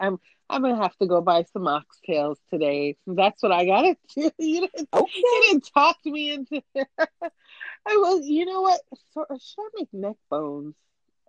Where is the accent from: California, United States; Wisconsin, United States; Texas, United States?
California, United States; I'm from California